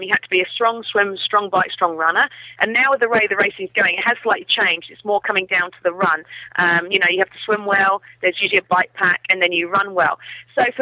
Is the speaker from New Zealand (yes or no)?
yes; New Zealand; It's my home country